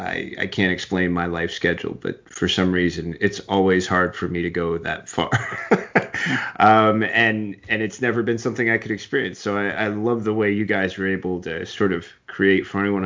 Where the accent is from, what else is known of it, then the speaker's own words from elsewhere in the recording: West Coast, United States; also born or lived in Long Island, New York; I was technically born in New York. I was born on Long Island, but I had to move away when my dad got laid off, and they hired him out here in the West Coast, and that was it.